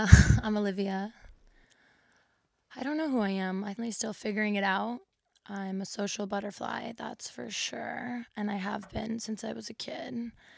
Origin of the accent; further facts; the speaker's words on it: England, United Kingdom; born there; also born or lived in Los Angeles, United States; I was born in England and I've lived abroad and I tried living in LA, which failed miserably.